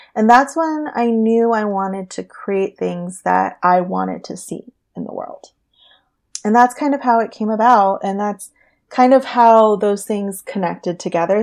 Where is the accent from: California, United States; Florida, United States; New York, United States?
California, United States; Orange County; also born or lived in San Diego; now in Los Angeles, United States; I was born and raised in Orange County